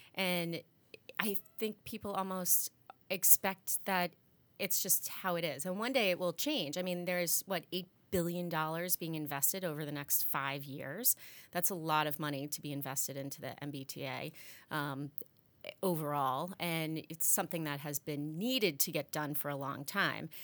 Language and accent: English; Long Island, New York, United States; moved away as an adult; now in Massachusetts, United States; I grew up in New York, and I took the train from Long Island into the city all the time.